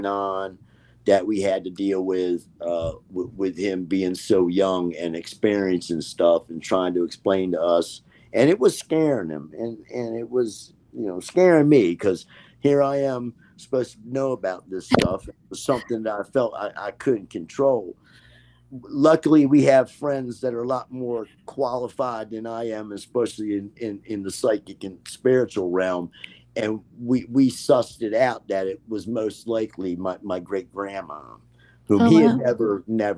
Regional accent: Baltimore, Maryland, United States; also born or lived in Catonsville, Maryland; I'm from Maryland. I was born in Baltimore

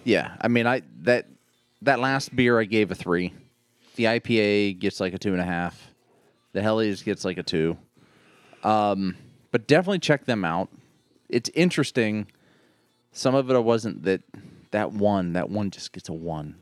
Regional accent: Pittsburgh, Pennsylvania, United States; I'm from Pittsburgh

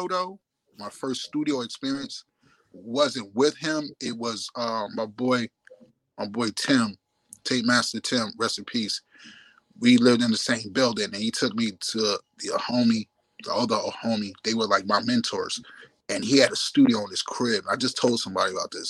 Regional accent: New York City, New York, United States; also born or lived in Brooklyn, New York / South Bronx, New York; I'm from Staten Island, New York City, and downtown Brooklyn, and I had a part in South Bronx, but Staten Island is my root

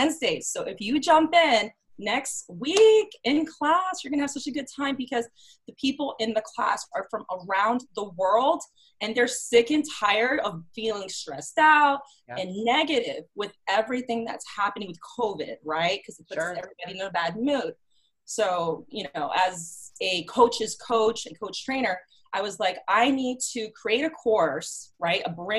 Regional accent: New York City, New York, United States; also born or lived in Boston / Miami; now in Chicago, United States; I am in Chicago. I've actually lived in different cities. I'm from New York City, Boston, lived in Miami.

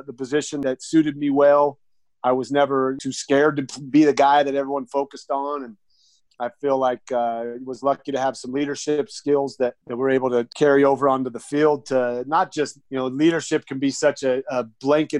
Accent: Idaho, United States; moved away as an adult; also born or lived in Arizona / Denver; I was a young kid born and raised in Idaho

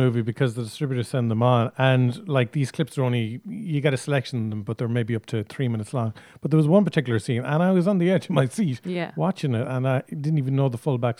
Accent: Ireland; we were Irish

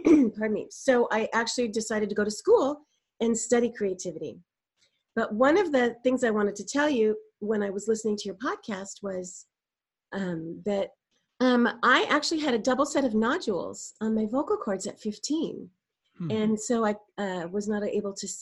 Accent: Burbank, California, United States; I was raised in Burbank in a very creative household

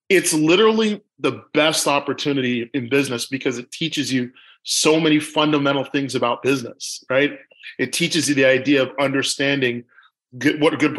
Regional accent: Toronto, Ontario, Canada; I'm born and raised in Toronto, Canada

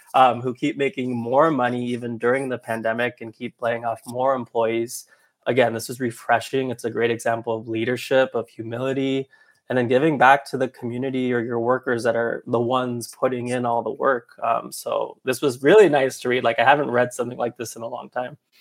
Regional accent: Anaheim, California, United States; I'm originally from Anaheim, California, so I grew up going to Disneyland quite often

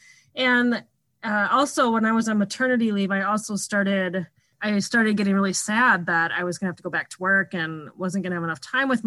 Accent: Minnesota, United States; I'm from Minnesota and lived here almost my whole life.

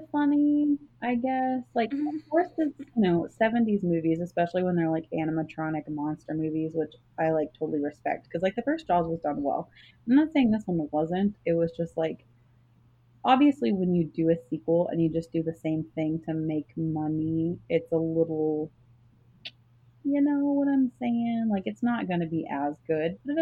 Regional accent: Texas, United States; I'm from Texas

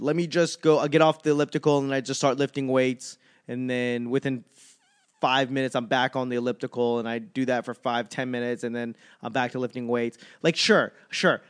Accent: Boston, Massachusetts, United States; moved away; also born or lived in Los Angeles; I'm from Boston, but I lived in L A long enough

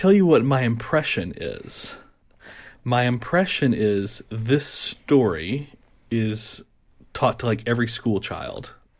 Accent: United States; also born or lived in Boston; I'm an American living in Boston.

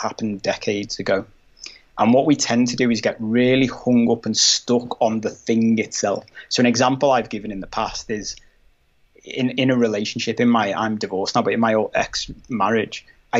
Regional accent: Liverpool, North West England, United Kingdom; I'm from Liverpool, but it's a very manly city.

